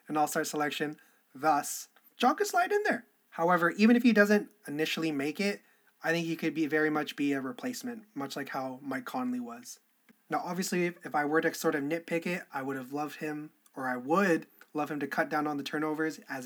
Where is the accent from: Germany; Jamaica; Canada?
Canada; I'm Canadian